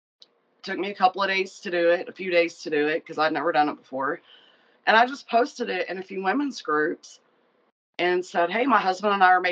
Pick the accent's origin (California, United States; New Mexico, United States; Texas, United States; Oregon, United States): Texas, United States; Abilene; moved away as an adult; also born or lived in San Antonio, Texas; I moved from where I was living back to my hometown where he's at. And I'd always kind of worked in sales or had my own business. And when I moved to Abilene